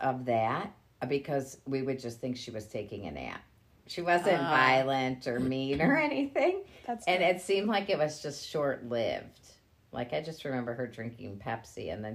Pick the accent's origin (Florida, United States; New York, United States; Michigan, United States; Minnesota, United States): Michigan, United States; Grosse Pointe Woods; I was raised in Grosse Pointe Woods.